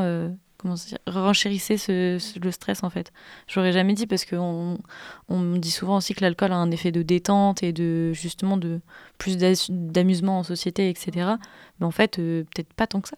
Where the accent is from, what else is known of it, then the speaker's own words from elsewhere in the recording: Grenoble, Auvergne-Rhône-Alpes, France; je viens de Grenoble